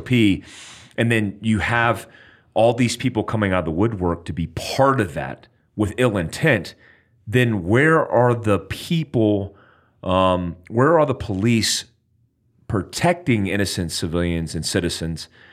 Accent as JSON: {"language": "English", "country": "United States", "said": "I'm American"}